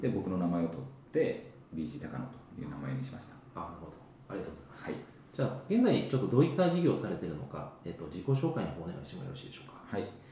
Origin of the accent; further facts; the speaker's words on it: Higashiosaka, Osaka, Japan; 東大阪の町工場の3代目で、はい、えー、生まれ育ったんですね私は